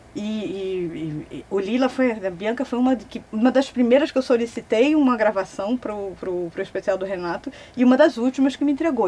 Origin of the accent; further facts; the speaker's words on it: Recife, Pernambuco, Brazil; Eu sou pernambucana, então eu chego fácil numa rádio Recife, eu nasci em Recife